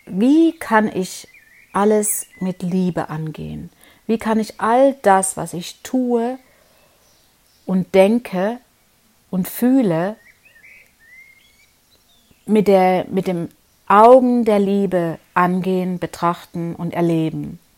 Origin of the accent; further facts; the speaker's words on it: Leipzig, Saxony, Germany; now in Konstanz, Germany; wie du ja weißt, ich bin ja aus Leipzig und lebe jetzt 20 Jahre hier in Konstanz. Also vorher noch woanders, aber genau genommen sind es 20 Jahre. Und bin auch alleine hier ausgewandert sozusagen, ohne Familie.